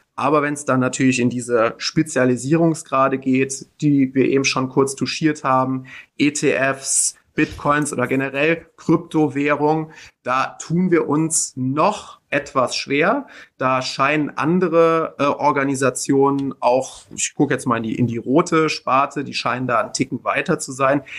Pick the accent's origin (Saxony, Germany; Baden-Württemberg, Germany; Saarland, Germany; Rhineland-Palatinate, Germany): Rhineland-Palatinate, Germany; Middle Rhine, northern; meine Heimatregion, meine Region, aus der ich komme